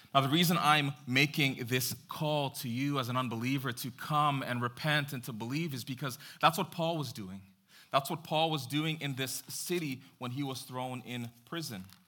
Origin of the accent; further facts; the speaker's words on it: Jamaica; I am Jamaican